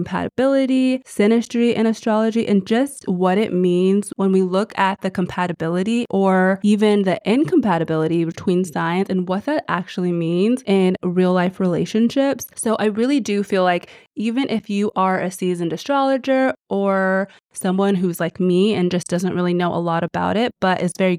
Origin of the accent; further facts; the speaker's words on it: United States; I am American